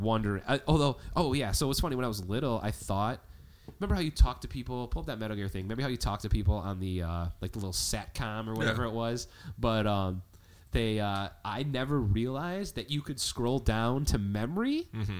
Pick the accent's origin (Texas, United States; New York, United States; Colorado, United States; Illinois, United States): Illinois, United States; Chicago; We're from Chicago